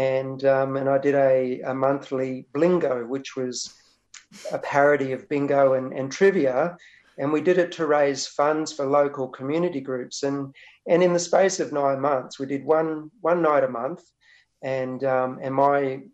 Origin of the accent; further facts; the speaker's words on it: Sapphire Gemfields, Queensland, Australia; now in Wurundjeri lands (Melbourne area), Australia; I was growing up on the Sapphire Gemfields, which is about almost 4 hours inland from Rockhampton.